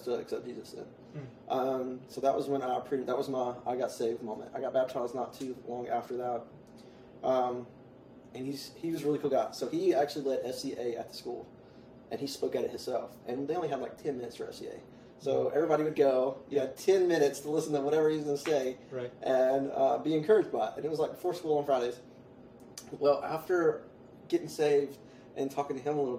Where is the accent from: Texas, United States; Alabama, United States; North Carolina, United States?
Alabama, United States; moved away; down south, so I'm from Alabama, and down south where we lived